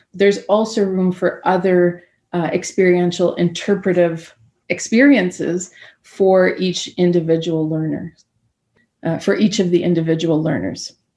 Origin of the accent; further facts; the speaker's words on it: Anishinaabe Territory, Treaty 1, Manitoba, Canada; I'm joining you from Anishinaabe Territory, uh, Treaty 1 in Manitoba. I'm looking out the window at my uh, home territory here